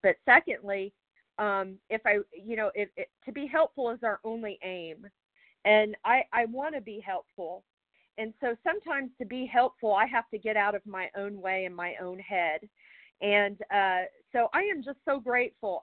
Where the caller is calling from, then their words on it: Charlottesville, Virginia, United States; I'm calling from Charlottesville, Virginia